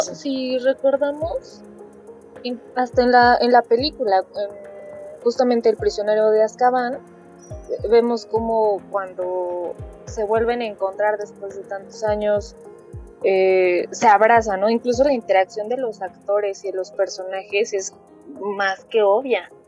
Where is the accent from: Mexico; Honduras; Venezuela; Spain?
Mexico; como nosotras somos de, de México